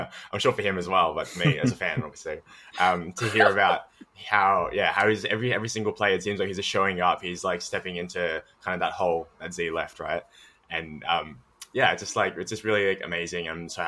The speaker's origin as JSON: {"language": "English", "town": "Melbourne", "region": "Victoria", "country": "Australia", "said": "I'm from Melbourne, Australia. Currently, I live in St. Kilda, which is basically like along the beach."}